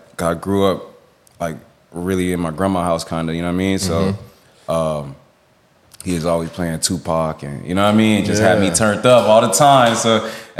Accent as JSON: {"language": "English", "town": "Miami", "region": "Florida", "country": "United States", "said": "Originally, I'm from Little Haiti. I'm from Dade County."}